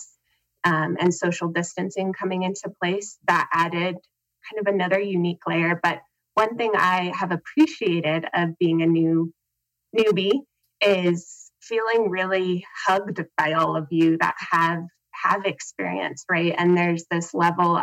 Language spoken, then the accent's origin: English; Helena, Montana, United States; I am from Helena, Montana